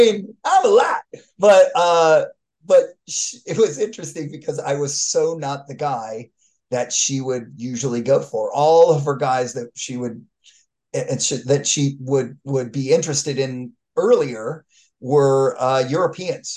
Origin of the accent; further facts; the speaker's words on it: Los Angeles, California, United States; Encino, which happens to be about 6.5 miles from Granada Hills